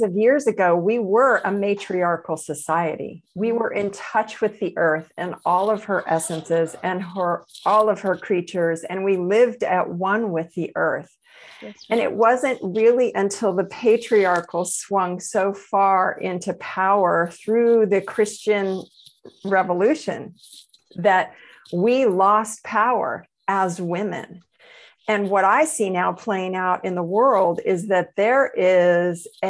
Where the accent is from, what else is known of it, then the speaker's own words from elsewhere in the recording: the South of the United States, United States; I grew up in the South of the United States